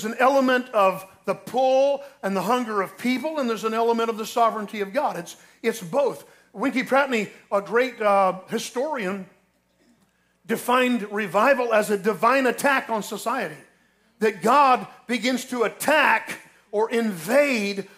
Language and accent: English; New Jersey, United States; now in Ocala, United States; I was born in Jersey